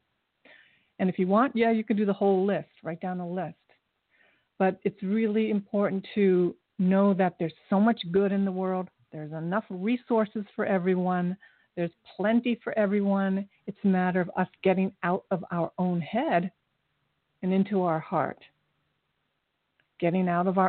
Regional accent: Dayton, Ohio, United States; moved away; also born or lived in Japan / Columbus, Ohio; I was born in Japan, but I grew up in Dayton and went to college at Ohio State in Columbus

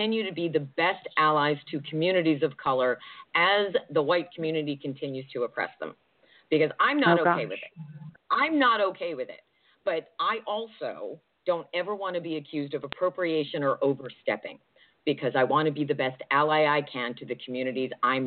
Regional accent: New Jersey, United States; also born or lived in Georgia; now in Pacific Northwest, United States; I'm originally from New Jersey

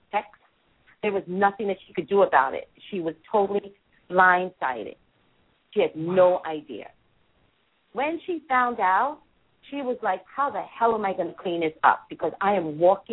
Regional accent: New York, United States; I'm from New York

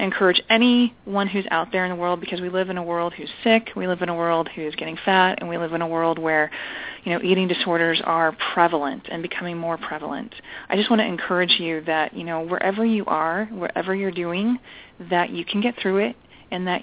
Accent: California, United States; moved away as an adult; now in Long Island, United States; I'm originally from California, so I'm a California girl

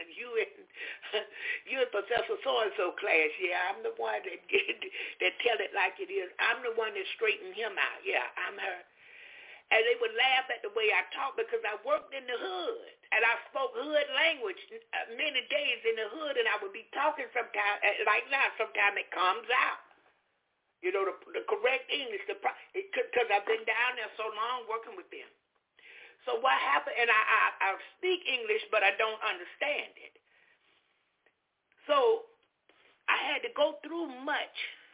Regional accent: Jacksonville, Florida, United States; moved away; also born or lived in Alabama / Orlando, Florida; my hometown, Jacksonville

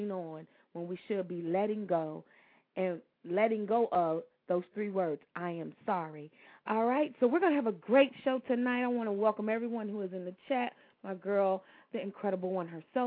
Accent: Louisville, Kentucky, United States; my hometown of Louisville, Kentucky

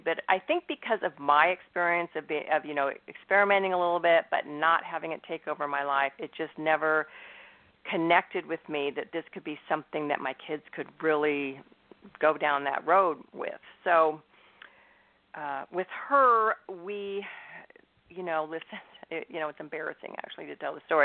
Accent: Northern California, United States; also born or lived in Indiana; I'm in Northern California. I've lived here pretty much my whole life. I was born in Indiana, but, you know, lived in the West Coast my whole life

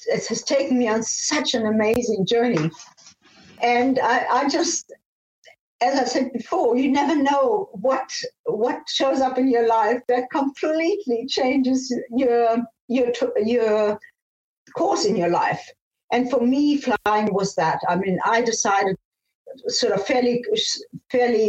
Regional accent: Namibia; moved away; also born or lived in Austria / Germany / South Africa; I was born in Austria, and I grew up in Namibia, now called Namibia, was then Southwest Africa

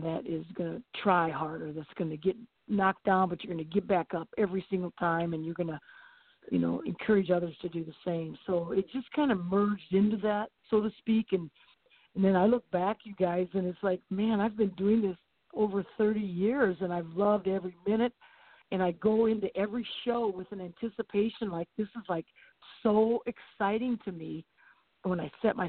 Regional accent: Jefferson, South Dakota, United States; now in Elkton, United States; I grew up in Jefferson, South Dakota, down by Sioux City, Iowa. But now I live in Elkton

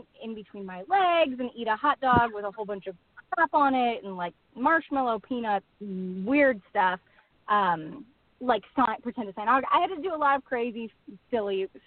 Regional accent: Buffalo, New York, United States; moved away as an adult; also born or lived in Niagara Falls, New York; now in Los Angeles, United States; I grew up in New York

